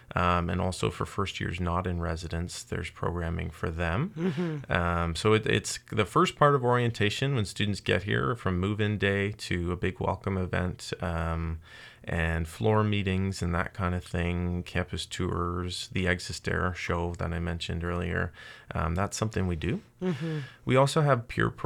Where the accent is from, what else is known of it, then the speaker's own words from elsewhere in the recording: Windsor, Ontario, Canada; also born or lived in South Korea / Sweden; now in Kingston, Canada; I'm actually from Windsor originally